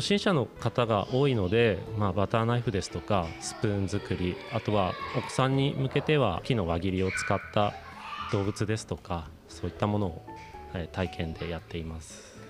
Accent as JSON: {"language": "Japanese", "town": "Sapporo", "region": "Hokkaido", "country": "Japan", "tie": "born or raised there", "moved": "as an adult", "lives_now": "Toma, Japan", "said": "僕は出身は札幌になります"}